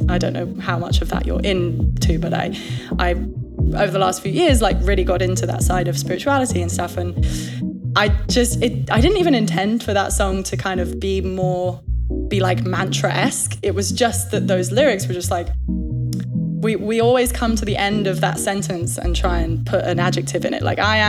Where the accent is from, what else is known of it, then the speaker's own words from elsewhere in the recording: England, United Kingdom; I have to say chances because I'm English